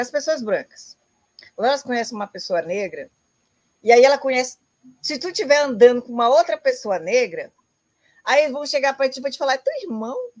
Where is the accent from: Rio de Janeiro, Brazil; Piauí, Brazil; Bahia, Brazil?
Piauí, Brazil; southern; moved away; also born or lived in Rio Grande do Sul / Brasília / Novo Hamburgo; eu sou do sul do Piauí